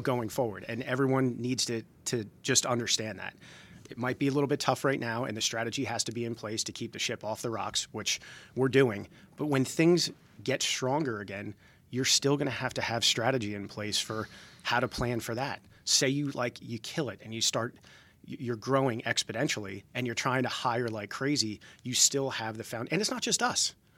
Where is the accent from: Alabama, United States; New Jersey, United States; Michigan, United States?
New Jersey, United States; Jersey Shore; moved away as an adult; now in Georgia, United States; I grew up on the Jersey Shore